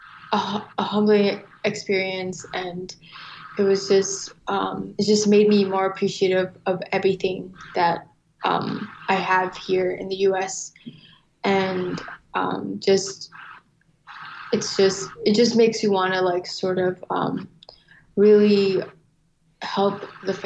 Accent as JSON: {"language": "English", "town": "St. Paul", "region": "Minnesota", "country": "United States", "tie": "born or raised there", "also_born_or_lived": "Tham Hin refugee camp, Ratchaburi, Thailand / Bangkok, Thailand", "said": "my family moved to Bangkok and applied to the UNHCR to be able to, you know, move to the United States. And so my parents found jobs working there, and we lived a year in Bangkok. And then ultimately we moved to St. Paul in 2001 February"}